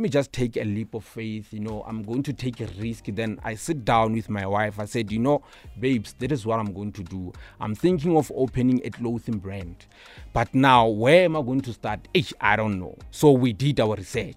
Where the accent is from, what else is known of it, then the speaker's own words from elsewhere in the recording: Pretoria, Gauteng, South Africa; also born or lived in Limpopo; So, I would say most of my childhood life, it was in Shoshanguve